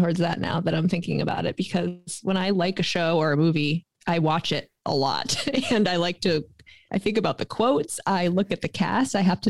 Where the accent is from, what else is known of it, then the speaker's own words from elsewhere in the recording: Connecticut, United States; I'm also from Connecticut.